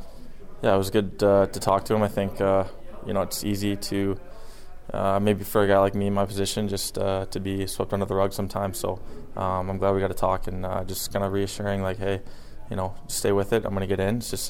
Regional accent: Chicago, Illinois, United States; moved away; It's my hometown team

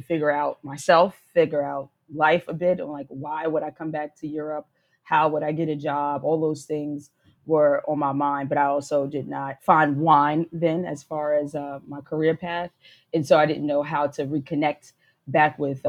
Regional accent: New York City, New York, United States; moved away as an adult; also born or lived in Rome, Italy; now in Lisbon, Portugal; I am from New York City, and I am an expat in Lisbon, Portugal

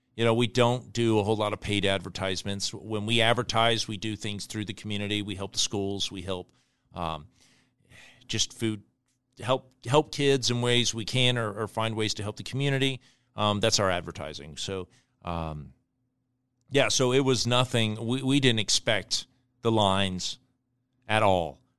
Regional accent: Costa Rica; now in Omaha, United States; We grew up in Costa Rica

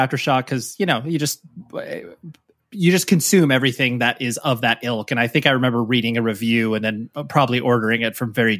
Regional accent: California, United States; Always in the Orange County, Southern California area.

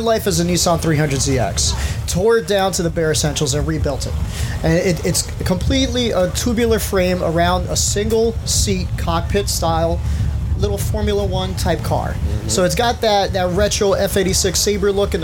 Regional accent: Newark, New Jersey, United States; I was raised in Newark

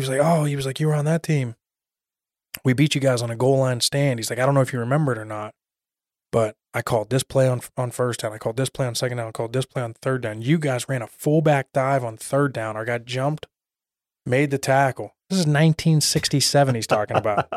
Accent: Pittsburgh, Pennsylvania, United States; moved away as an adult; now in Arizona, United States; I grew up outside of Pittsburgh

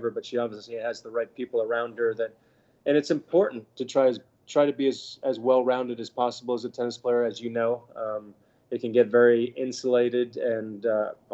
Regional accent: Bahamas; We were born in the Bahamas. We got to grow up here.

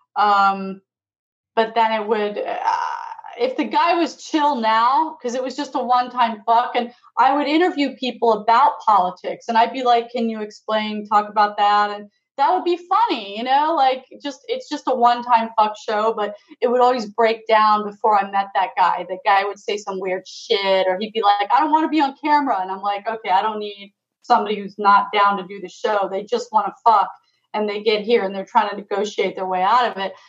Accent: Florida, United States; also born or lived in England; I'm from England. I grew up in Florida

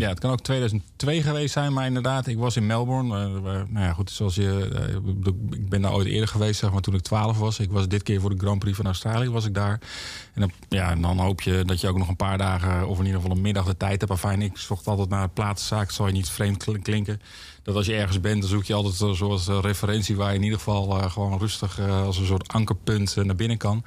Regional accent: Heerhugowaard, North Holland, Netherlands; ik kom uit Heergewaard vandaan

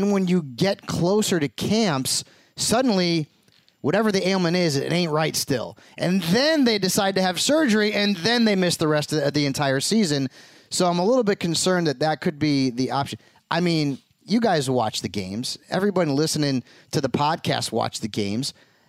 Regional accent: Connecticut, United States; typically, like, from the East Coast, you know, I'm from Connecticut.

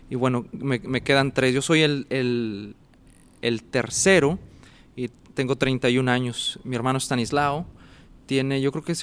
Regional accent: Monclova, Coahuila, Mexico; born there; Yo nací en Monclova, Coahuila, México.

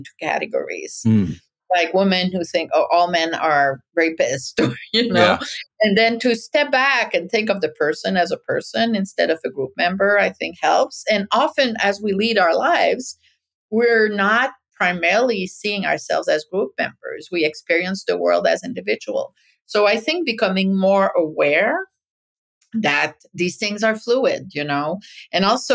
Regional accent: Francophone world, Quebec, Canada; moved away as an adult; also born or lived in Paris, France; now in United States; I grew up in the Francophone world

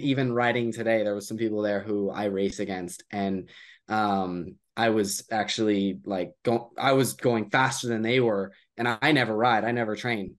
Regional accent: United States; I'm from the U S

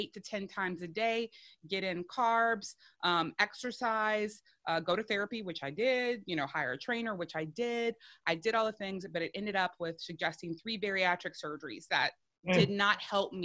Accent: South Louisiana, United States; I'm a woman from South Louisiana.

